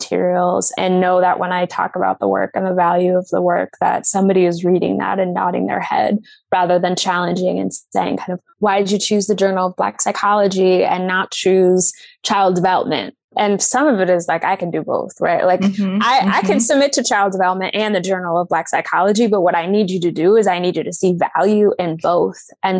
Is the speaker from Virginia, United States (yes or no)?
yes; Virginia, United States; I am originally from Northern Virginia, which is very diverse, and there is just a lot happening.